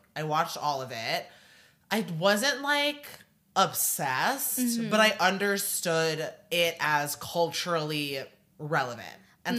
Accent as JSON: {"language": "English", "area": "suburbs of Chicago", "region": "Illinois", "country": "United States", "also_born_or_lived": "Seattle, United States", "moved": "yes", "lives_now": "New York, United States", "said": "I'm from the suburbs of Chicago, but I moved from Seattle."}